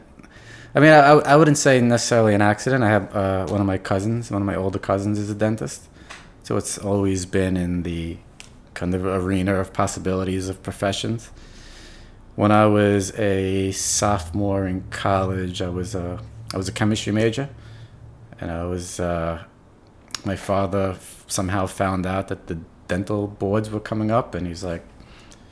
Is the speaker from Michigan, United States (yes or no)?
no; New York City, New York, United States; first language English; also born or lived in Buffalo; I'm from New York. I'm from New York City. I grew up here.